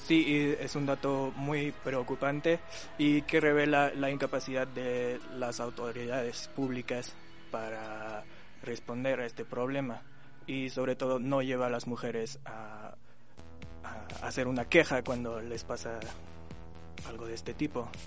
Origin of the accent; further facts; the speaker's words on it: France; moved away; vengo de Francia